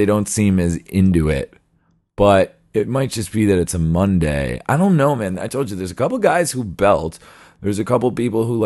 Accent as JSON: {"language": "English", "region": "New York", "country": "United States", "moved": "yes", "lives_now": "Japan", "said": "I also talk really fast as a New Yorker"}